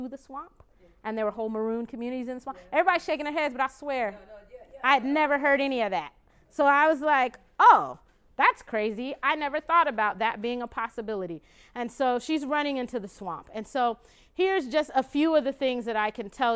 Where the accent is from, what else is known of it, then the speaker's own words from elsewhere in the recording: Glendale, Arizona, United States; my hometown, which is Glendale, Arizona, actually, that what I think of as my hometown. For me, it's the place where I grew up most